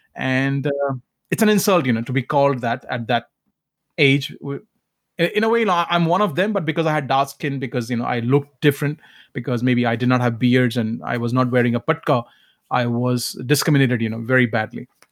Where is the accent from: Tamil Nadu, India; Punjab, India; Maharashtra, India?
Punjab, India; Sangrur district; accent: heavy accent from Punjab; English is a second language; moved away; also born or lived in Calcutta; my village home or my hometown.